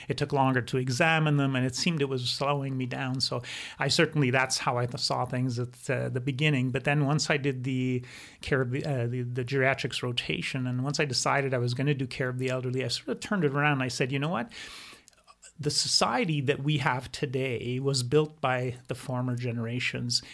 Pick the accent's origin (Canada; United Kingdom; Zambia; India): Canada; Quebec; first language German; English is a second language; I grew up in Quebec